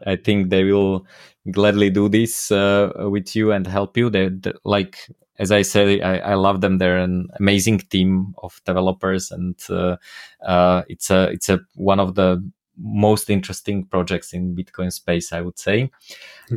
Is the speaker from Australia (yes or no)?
no; Slovakia; first language Slovak; English is a second language; my native language slovak